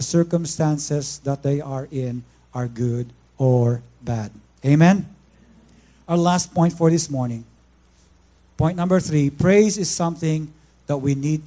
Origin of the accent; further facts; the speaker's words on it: Philippines; moved away; I'm from the Philippines